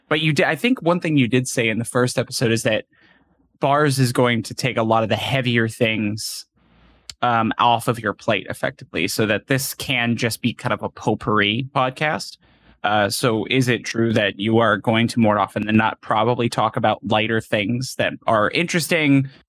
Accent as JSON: {"language": "English", "country": "United Arab Emirates", "tie": "born or raised there", "said": "in UAE, whatever. Like they're like, really, United Arab Emirates, really? And you're like, yeah."}